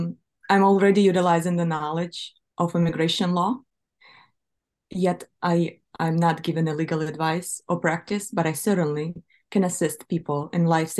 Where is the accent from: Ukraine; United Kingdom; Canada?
Ukraine; moved away as an adult; now in Toledo, United States; I carry Ukrainian blood. I was born in Ukraine. I was raised in Ukraine. In fact, I spent quarter century of my life living in Ukraine. I have very strong connection to Ukraine.